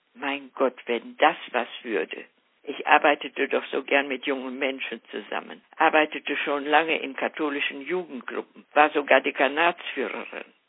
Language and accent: German; Ibbenbüren, North Rhine-Westphalia, Germany; 1940 gab es in ganz Ibbenbüren keine Schule, in der man das Abitur hätte machen können. Und so verließ ich die Schule mit dem Zeugnis der mittleren Reife